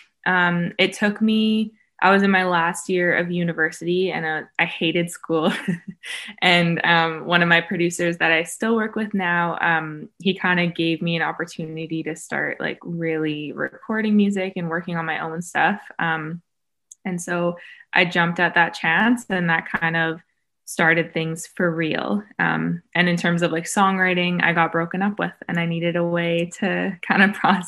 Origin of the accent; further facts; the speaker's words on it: Vancouver, British Columbia, Canada; now in Los Angeles, United States; I'm an artist from Vancouver, Canada, but I'm located